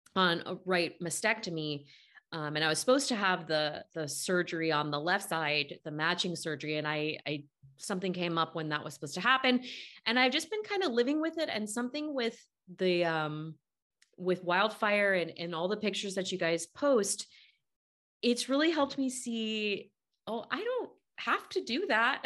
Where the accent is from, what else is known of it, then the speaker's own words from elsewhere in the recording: Bay Area, California, United States; now in Southern California, United States; I'm from the Bay Area